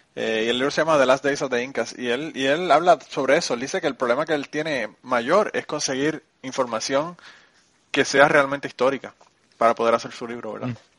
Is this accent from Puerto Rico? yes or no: yes; Puerto Rico; now in Kentucky, United States; mi pueblo en Puerto Rico